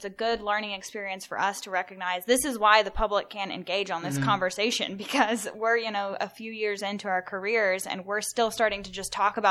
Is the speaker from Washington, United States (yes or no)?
yes; Richland, Washington, United States; moved away; I'm from Richland, Washington, so my hometown is home of the Hanford site of the Manhattan Project